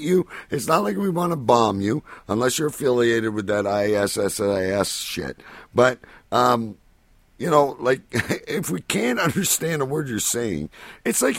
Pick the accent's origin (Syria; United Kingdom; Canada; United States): Canada; I'm Canadian